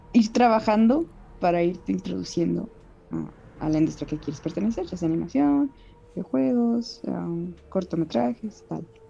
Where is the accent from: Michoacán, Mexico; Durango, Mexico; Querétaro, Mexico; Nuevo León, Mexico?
Querétaro, Mexico; yo soy de Querétaro